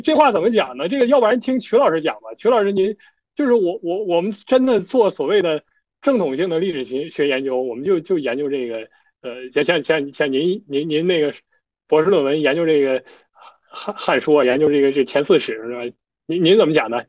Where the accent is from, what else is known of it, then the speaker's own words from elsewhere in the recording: China; 我，我作为一个中国人